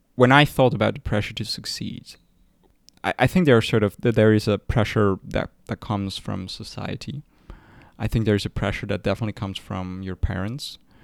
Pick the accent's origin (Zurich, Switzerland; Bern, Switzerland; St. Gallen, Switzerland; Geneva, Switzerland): Zurich, Switzerland; We are r- from Zurich